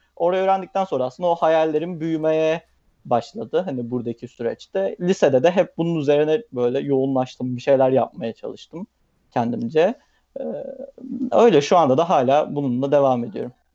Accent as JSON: {"language": "Turkish", "region": "Bursa", "country": "Turkey", "also_born_or_lived": "Istanbul", "moved": "as an adult", "said": "ailem Bursalı, Bursa'da yaşıyorum. E, üniversite sebebiyle aslında İstanbul'a taşındım."}